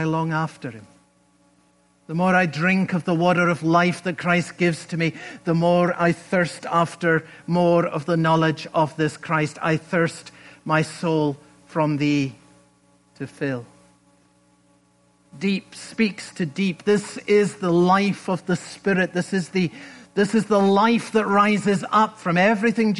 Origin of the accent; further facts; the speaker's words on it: Scotland, United Kingdom; moved away; When I was a boy growing up in Scotland